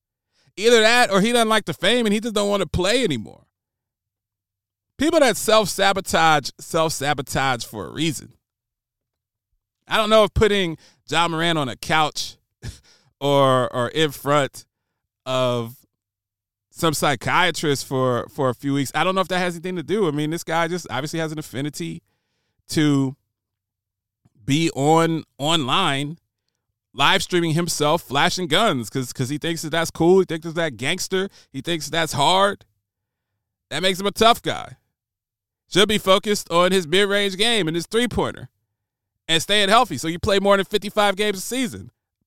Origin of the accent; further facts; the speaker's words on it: Columbus, Ohio, United States; while I'm riding around on my BMX bike in suburban Columbus, Ohio, going to play pickup basketball, in my mind, I was a gangster. But I grew up in a white picket fence community.